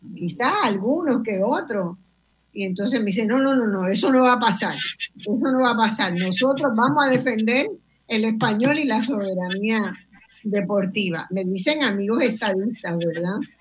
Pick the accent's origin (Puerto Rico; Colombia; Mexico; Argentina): Puerto Rico; Caguas; Yo soy de Caguas